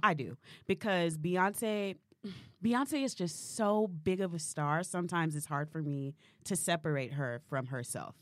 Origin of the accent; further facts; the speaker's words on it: the South, United States; we're from the South